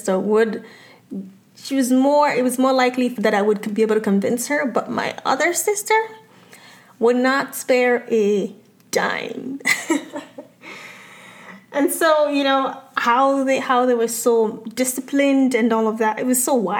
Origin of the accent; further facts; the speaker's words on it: Lagos, Nigeria; now in United States; growing up in Lagos, Nigeria